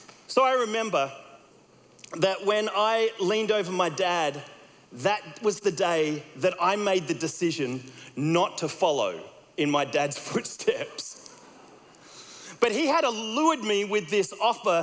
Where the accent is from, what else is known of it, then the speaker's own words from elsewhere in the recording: Australia; accent: Australian; my Australian accent